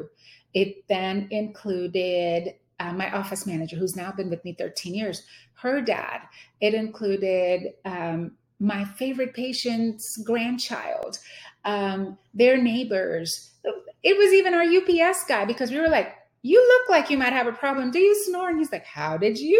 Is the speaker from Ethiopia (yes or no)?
no; India; moved away as an adult; now in Houston, United States; I was born and raised in India